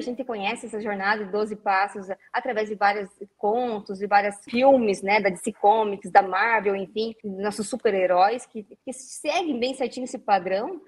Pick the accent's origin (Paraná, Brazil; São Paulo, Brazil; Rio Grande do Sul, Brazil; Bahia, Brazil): Paraná, Brazil; interior of; moved away as an adult; now in Curitiba, Brazil; eu sou uma menina que vem do interior do Paraná, tá aqui em Curitiba